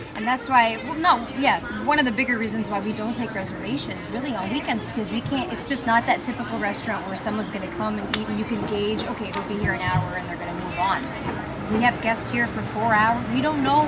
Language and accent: English; Sault Ste. Marie, Ontario, Canada; moved away as an adult; also born or lived in Ottawa / Toronto / Lansing, Michigan; now in Frankenmuth, United States; I'm originally from Sault Ste. Marie, Ontario, Canadian side